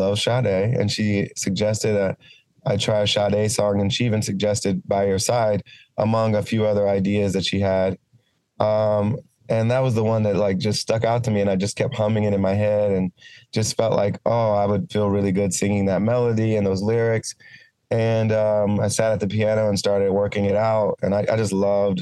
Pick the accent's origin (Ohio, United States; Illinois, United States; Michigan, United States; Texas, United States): Ohio, United States; my early life as a kid growing up in Ohio